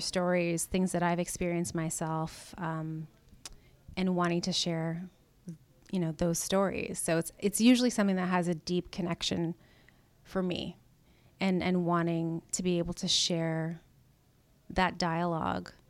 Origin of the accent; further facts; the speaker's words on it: Canada; now in United States; I'm a Canadian American. I'll just put that out there. Very proud of where I come from.